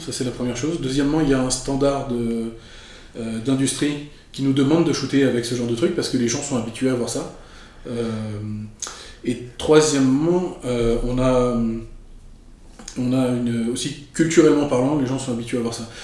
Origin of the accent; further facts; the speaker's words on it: Paris, Île-de-France, France; moved away as an adult; also born or lived in Marseille; now in Montreal, Canada; je suis de, je suis de la France. Je suis né à Marseille, dans le sud de la France. Euh, J'étais élevé à Paris et je suis arrivé au Québec en 2008